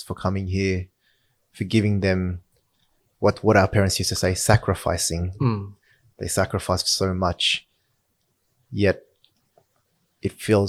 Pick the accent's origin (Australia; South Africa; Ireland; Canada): Australia; I was born in Australia.